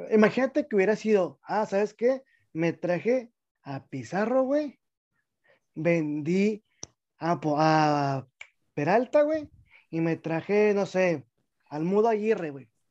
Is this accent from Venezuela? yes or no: no; Mexico; uno como mexicano